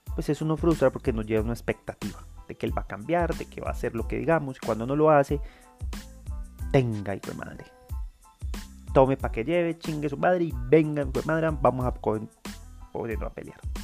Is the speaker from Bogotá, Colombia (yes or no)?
no; Medellín, Antioquia, Colombia; also born or lived in Envigado; no me siento orgulloso de ser medellinense. Creo que nací aquí por casualidad